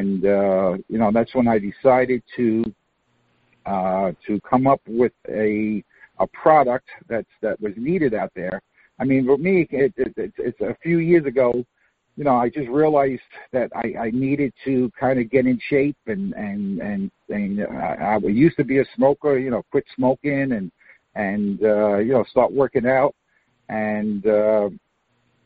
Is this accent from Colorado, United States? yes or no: no; New York, United States; moved away as an adult; now in Florida, United States; I was born and raised in Queens, New York